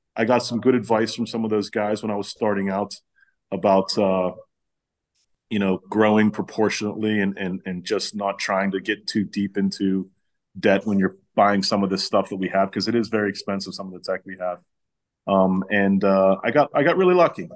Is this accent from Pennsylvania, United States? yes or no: yes; Pittsburgh, Pennsylvania, United States; I'm from uh, the city of Pittsburgh